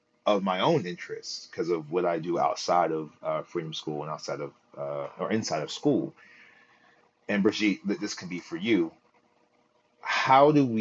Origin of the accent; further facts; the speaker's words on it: Philadelphia, Pennsylvania, United States; here in Philly, the only per like we had in my year, in my graduating year 2020, it was me and another young man that got into Morehouse